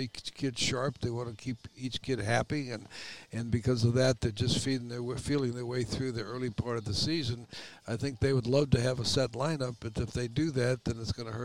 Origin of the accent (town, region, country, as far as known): Phoenix, Arizona, United States; born or raised there; also born or lived in Boston, Massachusetts